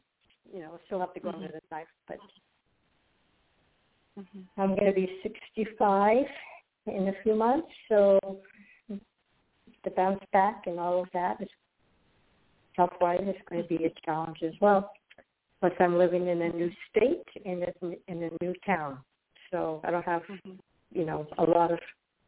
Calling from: Florida, United States; I'm calling from Florida.

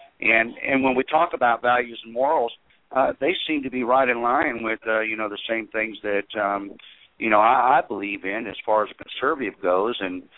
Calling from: Tennessee, United States; also born or lived in South Carolina; I'm calling from Tennessee.

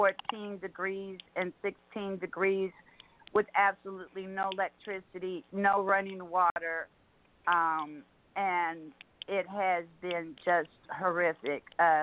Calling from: Houston, Texas, United States; I'm calling from Houston, Texas

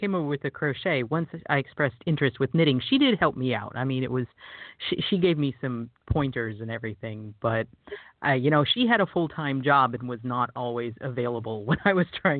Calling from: Tucker, Georgia, United States; Well, the smart answer is I'm calling you from my basement, but I am in Tucker, Georgia, which is just outside of Atlanta, Georgia.

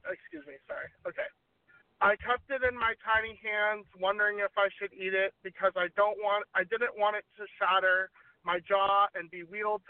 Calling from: Long Beach, California, United States; Long Beach, California.

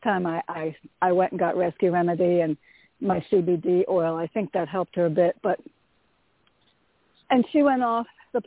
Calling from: Connecticut, United States; from Connecticut.

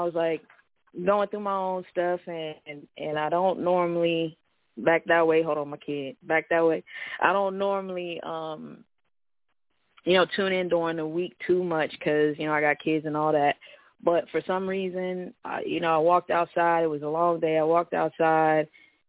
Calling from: Vancouver, Washington, United States; Yeah, I'm calling from Vancouver, Washington, Portland, Oregon. It's just a little bridge that keeps me away, but I work in Portland, you know, live in Vancouver

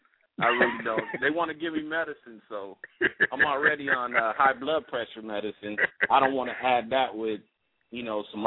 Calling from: Covina, California, United States; I'm calling from Covina, California.

